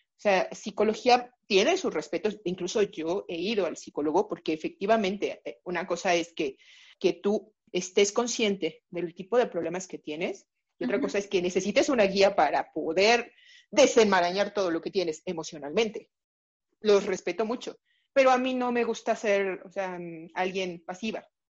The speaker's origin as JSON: {"language": "Spanish", "region": "Mexico City", "country": "Mexico", "tie": "born or raised there", "said": "Soy originaria de la Ciudad de México. Prácticamente o casi toda mi vida he estado aquí en la Ciudad de México"}